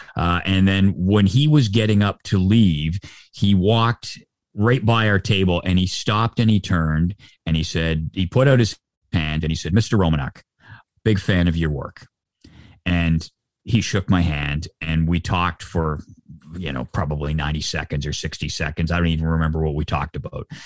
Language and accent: English; Oshawa, Ontario, Canada; now in Toronto, Canada; born and raised in Oshawa